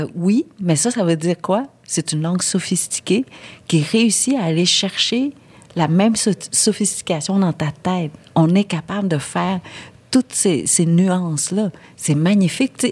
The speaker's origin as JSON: {"language": "French", "country": "Vietnam", "said": "je suis vietnamienne"}